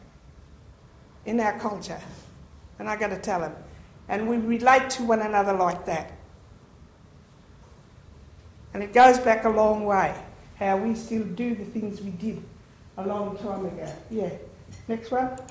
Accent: Anduria, Northern Territory, Australia; I'm from Anduria

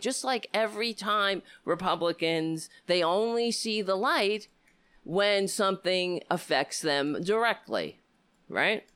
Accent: New York City, New York, United States; moved away; I lived on Staten Island my entire, well, I grew up there. I don't live there now

